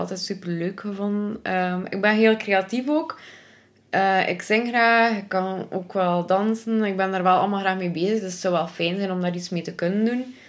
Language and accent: Dutch; Belgium; ik ben van Zottheim oorspronkelijk